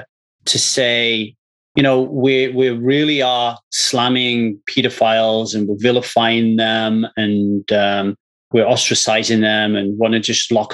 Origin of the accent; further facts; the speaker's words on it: Ogmore Vale, Wales, United Kingdom; now in Los Angeles, United States; I'm in LA now, but I grew up in Ogmore Vale